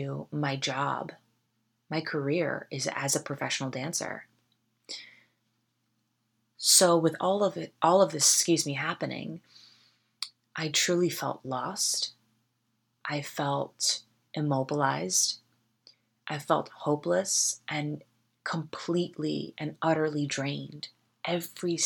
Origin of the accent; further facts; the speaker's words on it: Westchester County, New York, United States; moved away as an adult; now in Los Angeles, United States; I'm from Westchester County, New York, which is right outside Manhattan